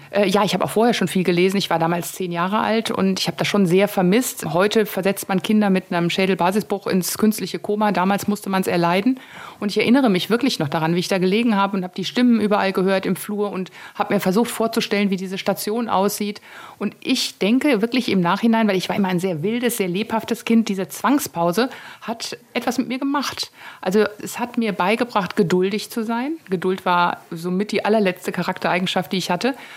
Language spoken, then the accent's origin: German; Taunus, Hesse, Germany; ist der Taunus echt meine Heimat